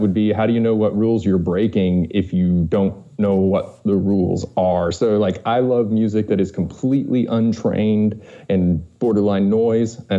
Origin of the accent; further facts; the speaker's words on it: Jessamine County, Kentucky, United States; moved away as an adult; now in Cincinnati, United States; I am from Jessamine County, Kentucky.